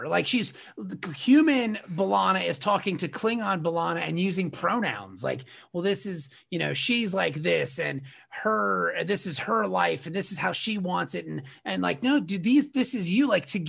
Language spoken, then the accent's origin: English; Ireland; It had nothing to do with me being Irish, you know